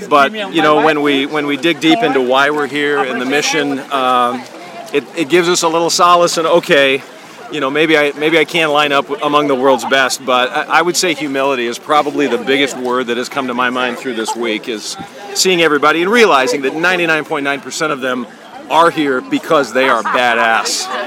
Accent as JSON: {"language": "English", "region": "Georgia", "country": "United States"}